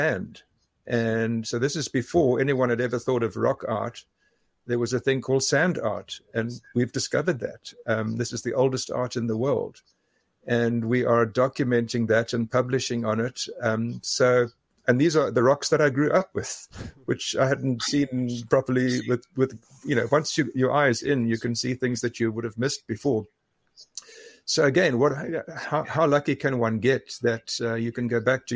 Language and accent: English; Western Cape, South Africa; moved away as an adult; now in Tumbler Ridge, Canada; I'm from the Western Cape in South Africa, Cape Town area, and grew up 400 kilometers east of Cape Town